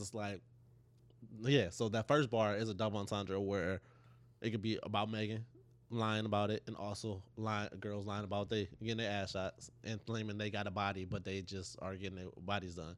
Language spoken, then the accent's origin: English; Euclid, Ohio, United States; we're from Euclid